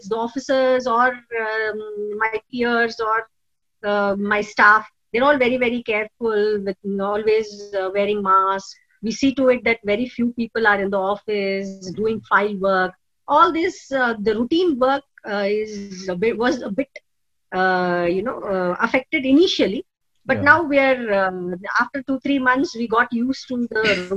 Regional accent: Karnataka, India; moved away; also born or lived in Shimoga / Mysore / Bangalore; I'm originally from Karnataka. I was born in this district called Shimoga

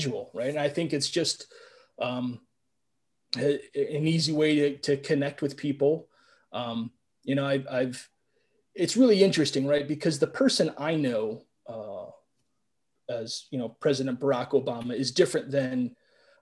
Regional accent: Cleveland, Ohio, United States; I'm from Cleveland

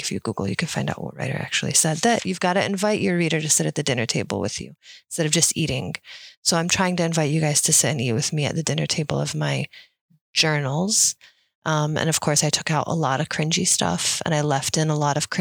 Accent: Dearborn, Michigan, United States; as an Arab woman growing up in Dearborn

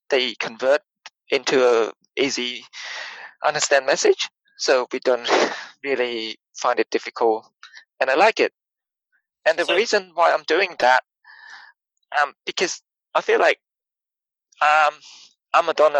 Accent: Cambodia; moved away as an adult; now in Australia; I grew up was born and grew up in Cambodia. So I say I'm Cambodian.

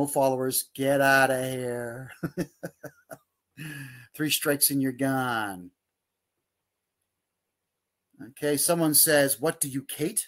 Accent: Mississauga, Ontario, Canada; my hometown of Mississauga

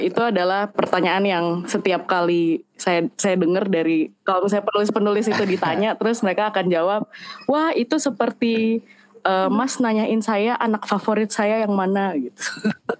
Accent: Depok, West Java, Indonesia; moved away as an adult; also born or lived in Jakarta; now in Yogyakarta, Indonesia; aku gede di Depok dan uh, apa-apanya di Jakarta gitu dan sekarang pindah ke Jogja udah dua tahun

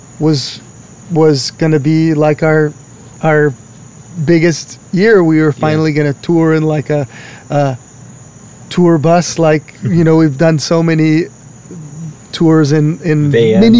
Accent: Hawaii, United States; moved away as an adult; now in Washington, United States; I'm born and raised in Hawaii

